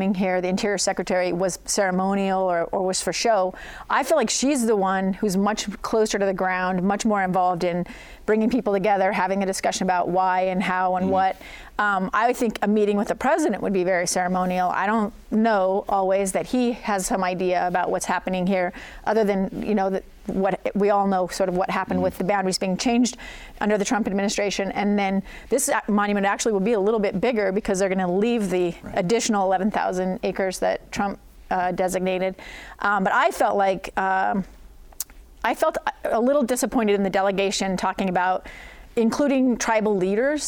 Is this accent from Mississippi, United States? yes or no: no; Alaska, United States; now in Utah, United States; I'm from Alaska